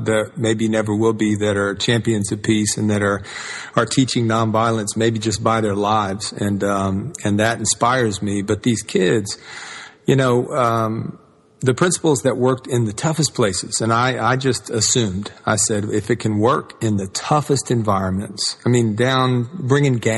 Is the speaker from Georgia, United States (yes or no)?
yes; Atlanta, Georgia, United States; I grew up in the South and in Atlanta and the civil rights movement.